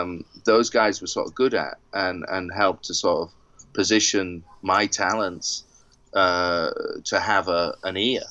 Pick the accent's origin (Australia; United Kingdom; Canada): United Kingdom; Maybe it's because I'm British.